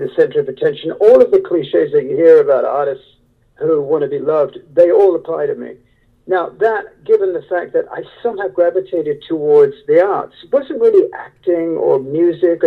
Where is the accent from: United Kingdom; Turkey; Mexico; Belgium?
United Kingdom; moved away; I was raised in the Gothic Wuthering Heights atmosphere of British aristocracy